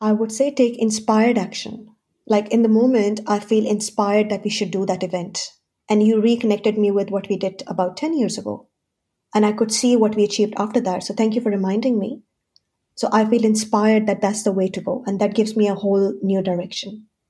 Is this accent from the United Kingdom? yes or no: no; Pakistan; moved away as an adult; also born or lived in Switzerland; now in Australia; So I'm basically from Pakistan. I spent quite a few years, about a decade in Switzerland, and now almost a decade in Australia.